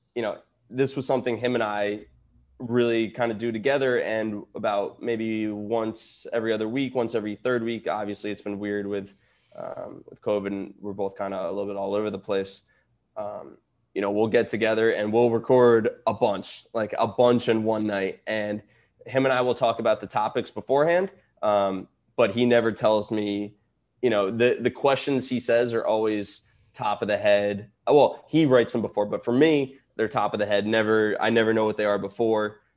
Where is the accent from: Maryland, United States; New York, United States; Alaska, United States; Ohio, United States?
New York, United States; I grew up in New York